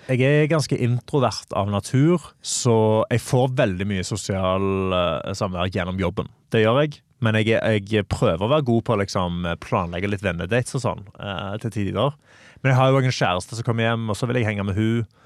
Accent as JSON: {"language": "Norwegian", "town": "Stavanger", "region": "Rogaland", "country": "Norway", "said": "Åh, jeg ville sagt stavangerfolk kan være eh, de, Vi er litt som bergensere."}